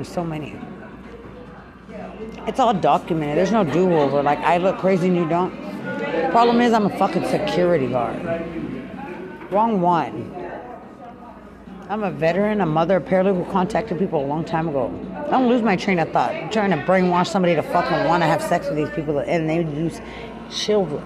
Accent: Lubbock, Texas, United States; also born or lived in San Antonio, Texas; I'm from Lubbock, Texas

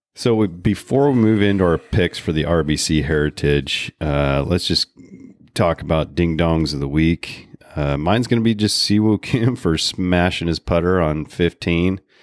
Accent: Portland, Oregon, United States; We're from Portland

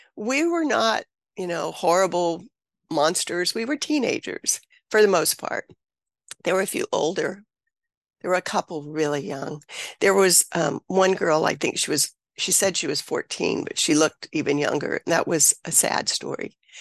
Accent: Mississippi, United States; I grew up in Mississippi

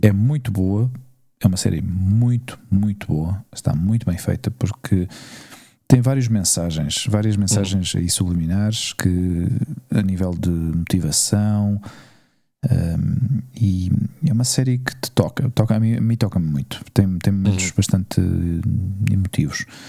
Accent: Portugal; now in Spain; eu era português

